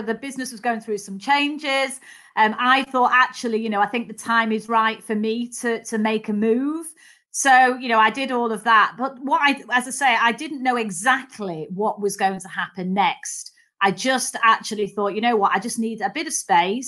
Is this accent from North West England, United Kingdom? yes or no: yes; Manchester, North West England, United Kingdom; accent: Mancunian; So I was the youngest of three daughters, actually. And so grew up in Manchester